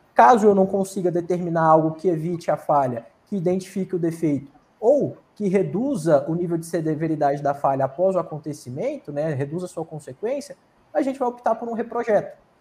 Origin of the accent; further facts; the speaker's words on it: Luziânia, Goiás, Brazil; now in Brasília, Brazil; eu sou goiano, de Lusiânia, Goiás